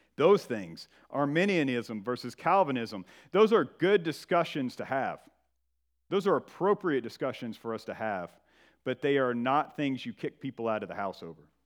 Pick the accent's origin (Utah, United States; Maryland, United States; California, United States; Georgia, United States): Georgia, United States; northern; moved away; I'm from Georgia, and I am from the northern part of the state in the foothills of the Appalachian Mountains